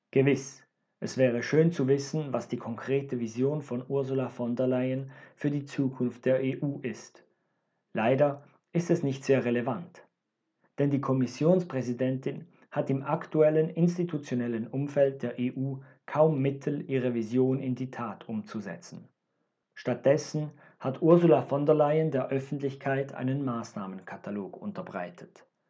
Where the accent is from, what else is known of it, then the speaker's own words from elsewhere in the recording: Switzerland; Als Schweizer